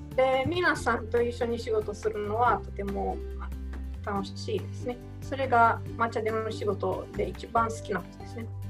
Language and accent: Japanese; Romania; Japanese is a second language; moved away as an adult; now in Japan; 出身はあのルーマニアという国ですね